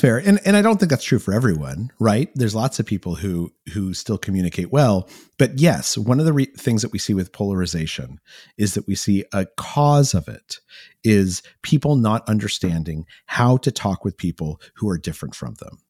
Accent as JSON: {"language": "English", "region": "New Mexico", "country": "United States", "tie": "born or raised there", "said": "I grew up in New Mexico"}